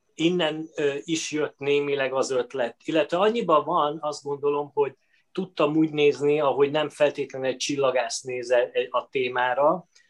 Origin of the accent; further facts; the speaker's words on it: Veszprém, Veszprém County, Hungary; én Veszprémben születtem, a, az édesapám orvos volt